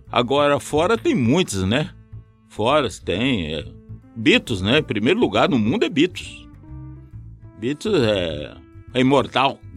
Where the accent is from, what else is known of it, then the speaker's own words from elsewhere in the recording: Umuarama, Paraná, Brazil; now in Curitiba, Brazil; eu, quando mudei em Curitiba, que eu vim da cidade de Umuarama